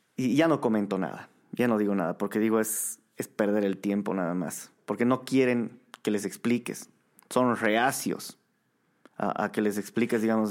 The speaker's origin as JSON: {"language": "Spanish", "country": "Bolivia"}